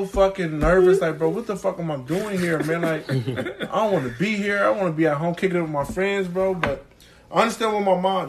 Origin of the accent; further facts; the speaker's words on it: Columbus, Ohio, United States; also born or lived in Philadelphia, Pennsylvania; I'm not even from Ohio first. Like, I'm from Philadelphia, so you got to understand. I moved here when I was 5, but I used to always go back every summer.